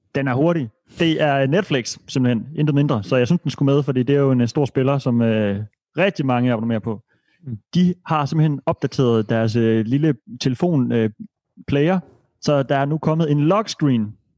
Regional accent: Denmark; som dansker

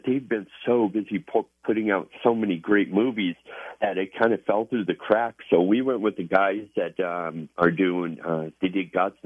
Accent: United States; as an American, as a Marine

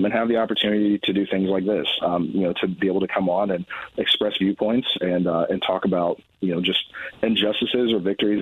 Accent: Plainfield, Indiana, United States; my hometown of Plainfield

